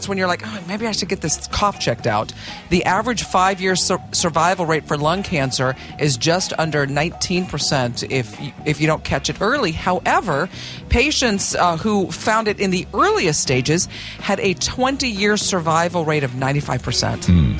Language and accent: English; Oklahoma, United States; moved away; growing up in Oklahoma, there were snakes.